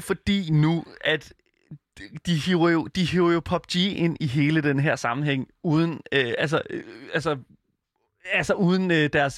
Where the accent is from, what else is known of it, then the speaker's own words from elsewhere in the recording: Horsens, Central Denmark Region, Denmark; jeg kommer fra Horsens, som jo er Danmarks svar på Detroit